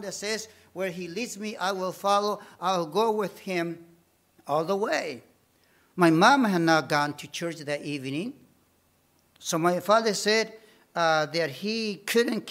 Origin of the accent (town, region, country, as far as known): Bolivia; English is a second language; moved away; also born or lived in Detroit, United States